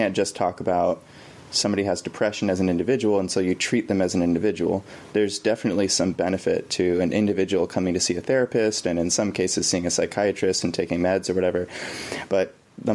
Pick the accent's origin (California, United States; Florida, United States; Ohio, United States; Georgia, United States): California, United States; Bay Area; I grew up in the Bay Area of California